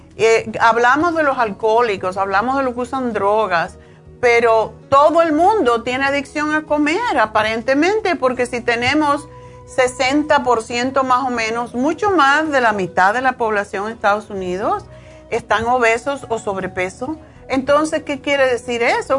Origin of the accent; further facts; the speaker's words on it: Cuba; yo soy cubana